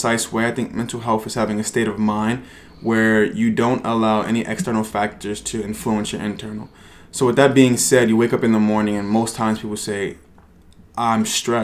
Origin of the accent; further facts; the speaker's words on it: Newark, New Jersey, United States; also born or lived in East Orange, New Jersey; now in New York, United States; I was born in Newark, New Jersey